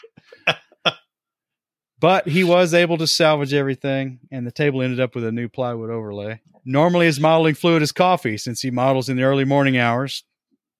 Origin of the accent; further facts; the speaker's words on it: Johnson City, Tennessee, United States; my hometown of Johnson City, Tennessee